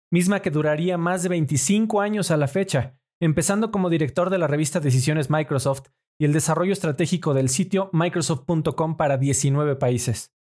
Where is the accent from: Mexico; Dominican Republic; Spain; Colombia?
Mexico; Mexico City; born there; Correcto, nací en la Ciudad de México.